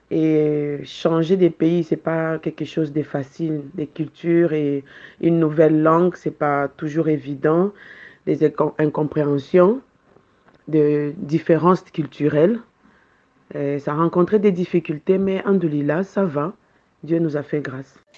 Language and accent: French; Kinshasa, DR Congo; moved away as an adult; now in Marrakech, Morocco; d'origine congolaise de Kinshasa, et je suis au Maroc depuis 12 ans